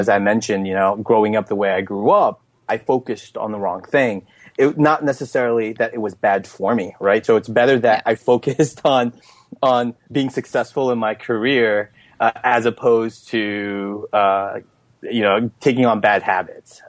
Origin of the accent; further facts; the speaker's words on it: Elizabeth, New Jersey, United States; I grew up in Elizabeth, New Jersey, which is the the fourth largest city